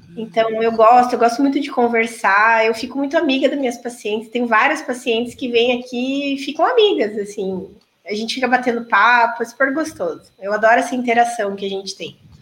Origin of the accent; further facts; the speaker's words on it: Toledo, Paraná, Brazil; also born or lived in Maringá, Paraná / Cascavel, Paraná; Eu sou de Toledo. Na verdade, eu nasci em Maringá, vim para cá com três anos. Então, cresci aqui